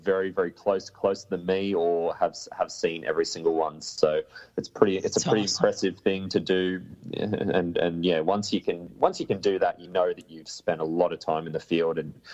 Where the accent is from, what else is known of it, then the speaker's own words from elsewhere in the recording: Australia; I am an Aussie